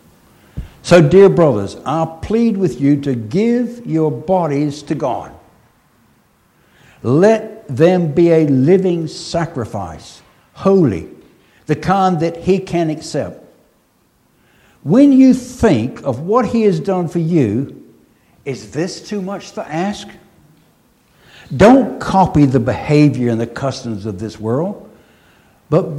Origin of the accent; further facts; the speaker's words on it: United States; moved away; Being an American